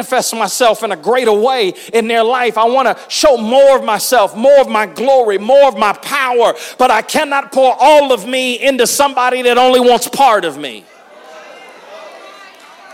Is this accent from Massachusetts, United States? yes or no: no; Atlanta, Georgia, United States; when I was growing up in Atlanta, the home of Coca-Cola